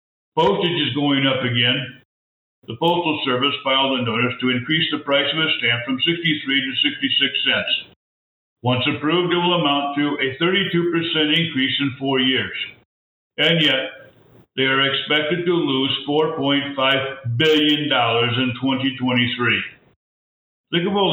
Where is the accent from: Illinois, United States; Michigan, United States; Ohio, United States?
Illinois, United States; Chebanse; I'm from Shabance.